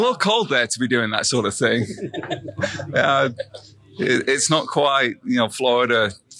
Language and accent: English; Sheffield, Yorkshire and the Humber, United Kingdom; moved away; I'm from Sheffield in England.